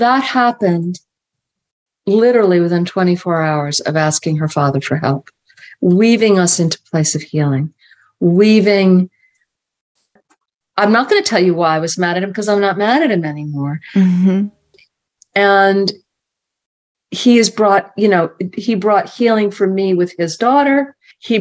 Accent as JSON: {"language": "English", "town": "Marion", "region": "Massachusetts", "country": "United States", "tie": "born or raised there", "said": "I grew up in Marion"}